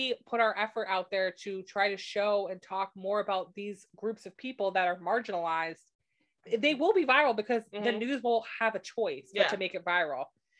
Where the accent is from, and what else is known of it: United States